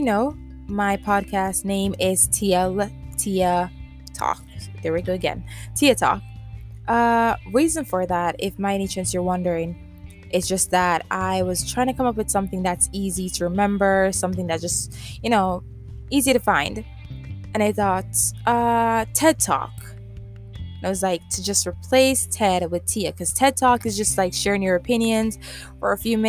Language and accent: English; Jamaica; accent: Jamaican Creole; I am from the island, the sweet island, Jamaica, a small island